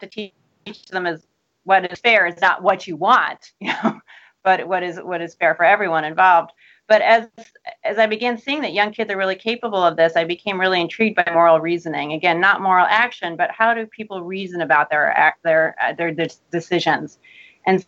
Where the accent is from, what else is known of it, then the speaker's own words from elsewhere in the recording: Cincinnati, Ohio, United States; moved away as an adult; also born or lived in Minnesota / Michigan; I grew up in Cincinnati, Ohio